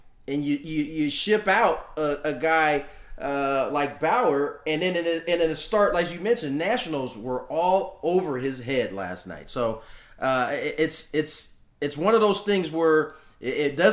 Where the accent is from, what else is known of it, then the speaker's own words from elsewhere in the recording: San Diego, California, United States; I came down to San Diego the last 3 years, and I'm getting to also cover my hometown team